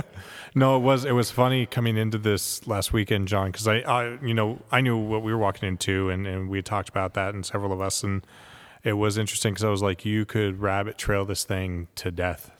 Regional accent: Southern California, United States; I'm from SoCal

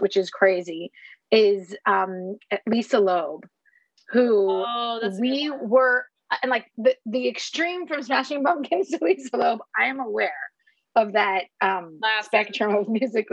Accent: Montreal, Quebec, Canada; we grew up in Quebec, right? And our neighbor in Montreal

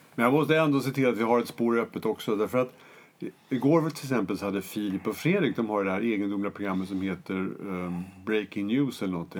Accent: Jämtland, Sweden; moved away; i den ort i Jämtland där jag är född och uppvuxen

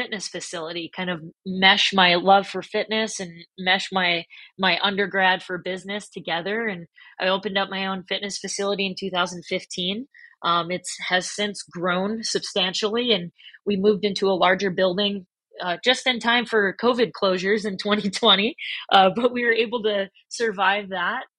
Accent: St. Paul, Minnesota, United States; now in Arizona, United States; I was born and raised in St. Paul, Minnesota

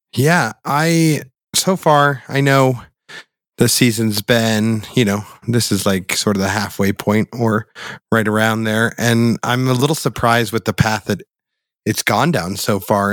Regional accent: Boulder, Colorado, United States; we grew up in Boulder, Colorado

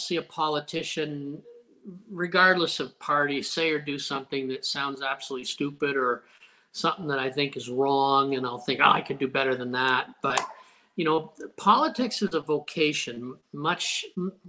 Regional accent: Windsor, Ontario, Canada; I grew up near Roseland Golf Course

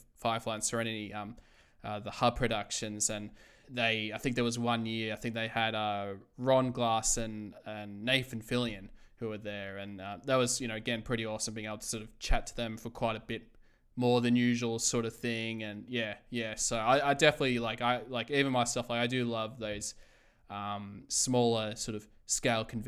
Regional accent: Melbourne, Victoria, Australia; I was from Melbourne

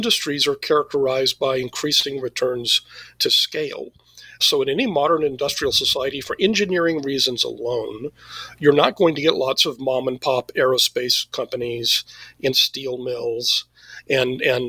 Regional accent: Texas, United States; I'm from Texas

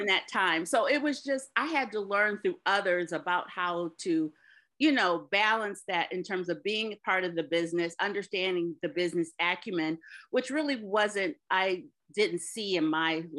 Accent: Detroit, Michigan, United States; I'm originally from Detroit, a proud daughter of two Detroit public school teachers

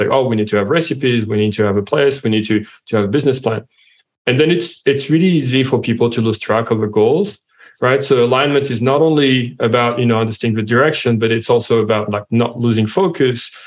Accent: France; accent: French; English is a second language; now in Australia; as you can hear from my accent, I'm French.

